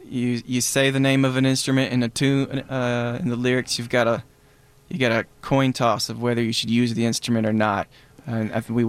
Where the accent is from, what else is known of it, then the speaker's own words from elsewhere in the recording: Black Mountain, North Carolina, United States; Yeah, I'm from Black Mountain. Which is pretty close to Asheville.